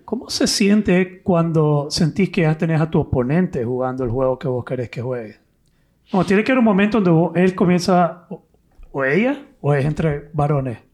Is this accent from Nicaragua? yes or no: yes; Nicaragua; como nicaragüense